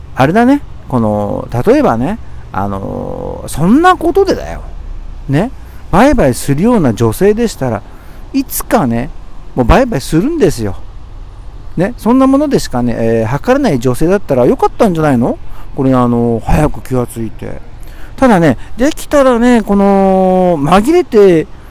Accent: Tokyo, Japan; 僕は東京生まれなんだけど

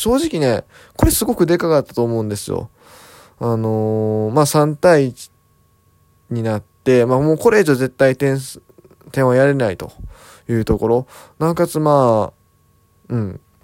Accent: Kansai, Japan; moved away; 地元関西の方に戻ってですね、過ごしておりました。

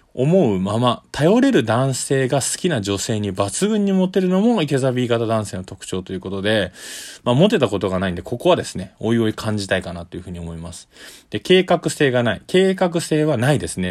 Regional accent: Tokyo, Japan; 東京のですね、下町出身なんで、これはあの、酔い越しの金は持たないっていう江戸っ子の、え血が入ってるのかな

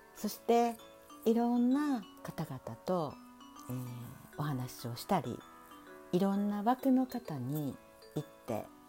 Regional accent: Kansai, Hyogo, Japan; accent: Kansai dialect mixed with standard Japanese; also born or lived in Osaka; 関西人の関西兵庫県生まれ

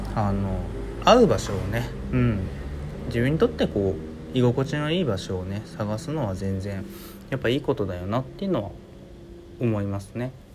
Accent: Hiroshima, Japan; 僕広島なんですけど

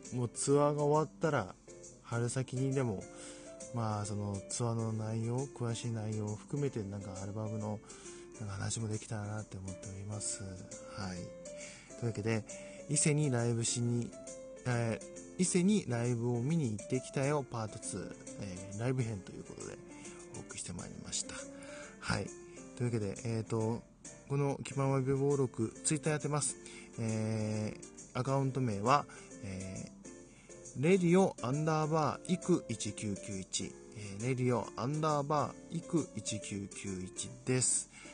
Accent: Fukui, Japan; 自分の地元の福井

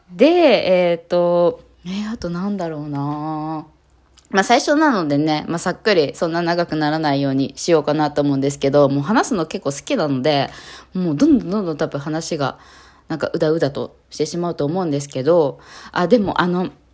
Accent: Kanagawa, Japan; 神奈川県出身です。今も神奈川県に住んでおります

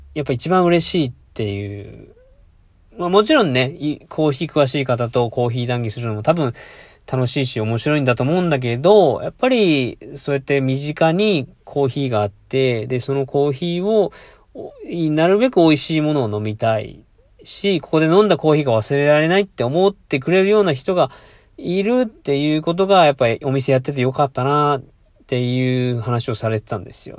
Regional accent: Fukuoka, Japan; born or raised there; now in Mie, Japan

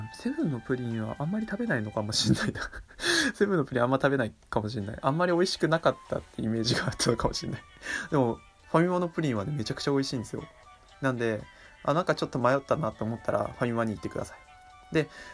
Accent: Miyagi, Japan; 地元の宮城のですね

